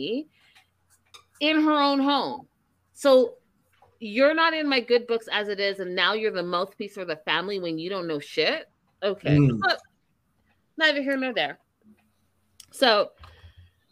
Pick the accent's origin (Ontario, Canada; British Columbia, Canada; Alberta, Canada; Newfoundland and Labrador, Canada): British Columbia, Canada; Vancouver; I'm from Canada. I'm from Vancouver.